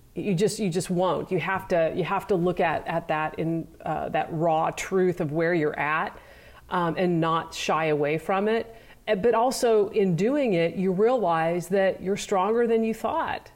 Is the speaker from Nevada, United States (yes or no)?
no; Nebraska, United States; even though I grew up in Nebraska, I wasn't really a farm girl.